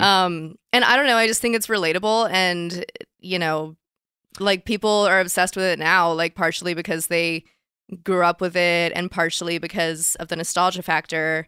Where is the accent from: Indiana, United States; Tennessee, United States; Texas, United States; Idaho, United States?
Texas, United States; Dallas; moved away; I grew up in Dallas